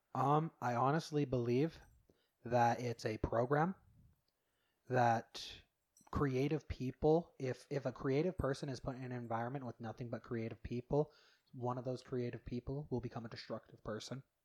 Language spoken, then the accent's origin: English; Utah, United States; I grew up here in Utah, but my grandparents lived in Ammon